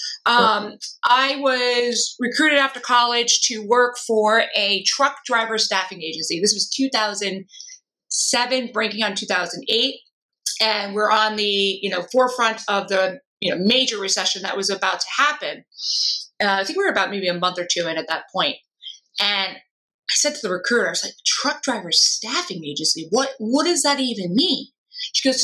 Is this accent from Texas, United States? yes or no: no; Long Island, New York, United States; I'm from Long Island